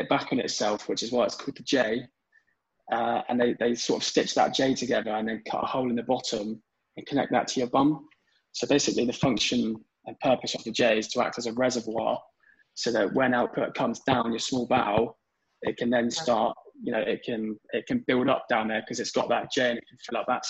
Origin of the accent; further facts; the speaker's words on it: Devon, South West England, United Kingdom; my hometown in Devon